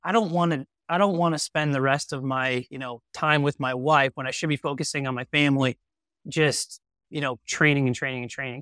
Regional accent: Wisconsin, United States; growing up in Wisconsin

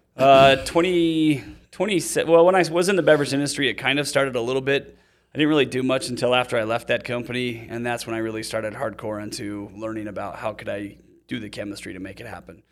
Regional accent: Utah, United States; also born or lived in Seattle; I'm from Utah

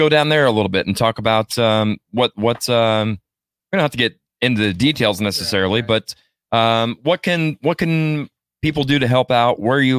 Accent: Ava, Missouri, United States; I'm actually from Ava, so it's right on the way

